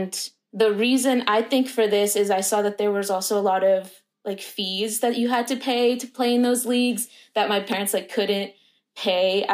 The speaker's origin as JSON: {"language": "English", "town": "Roswell", "region": "Georgia", "country": "United States", "tie": "born or raised there", "said": "one particular suburb in my hometown in Roswell"}